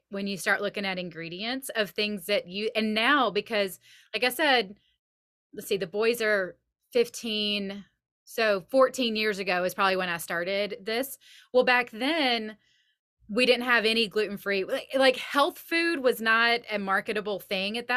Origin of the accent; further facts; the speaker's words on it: the South, United States; now in Nashville, United States; I was raised in the South.